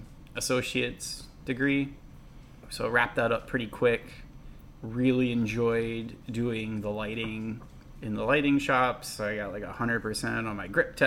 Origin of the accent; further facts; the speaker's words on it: New Castle, Delaware, United States; now in Florida, United States; I'm from Newcastle, Delaware.